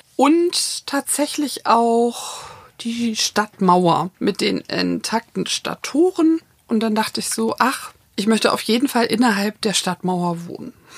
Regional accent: Hamburg, Germany; moved away; also born or lived in Berlin; ich bin in Hamburg geboren und aufgewachsen

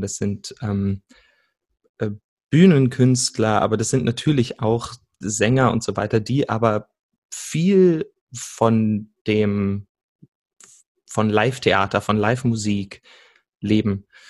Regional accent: Salzgitter, Lower Saxony, Germany; moved away as an adult; also born or lived in Berlin; now in Stuttgart, Germany; bin aufgewachsen in Salzgitter, einer ähm, Stadt, die die meisten wahrscheinlich von der Autobahnausfahrt kennen, und bin dann nach Berlin gegangen, um zu studieren und lebe mittlerweile in Stuttgart

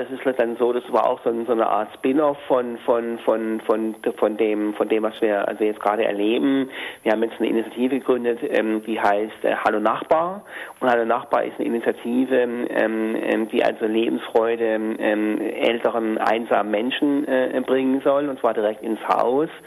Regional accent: Hamburg, Germany; würde ich jetzt also als Hamburger an den Oberbürgermeister schreiben.

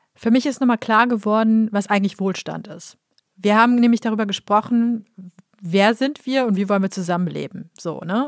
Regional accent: Düsseldorf, North Rhine-Westphalia, Germany; ich komme aus Düsseldorf

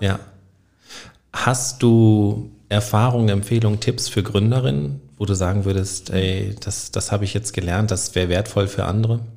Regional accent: Northern Germany, Germany; moved away as an adult; now in Trier, Germany; als äh, gebürtiger Norddeutscher, der Hochdeutsch spricht

